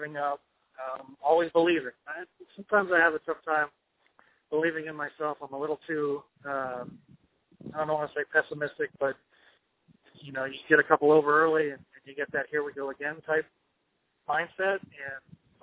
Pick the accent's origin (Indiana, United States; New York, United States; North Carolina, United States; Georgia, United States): North Carolina, United States; Raleigh; Raleigh, my hometown